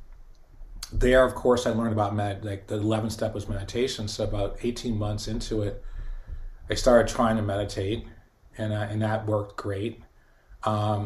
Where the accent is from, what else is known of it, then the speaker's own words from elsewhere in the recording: Boston, Massachusetts, United States; my community growing up in Boston in the '70s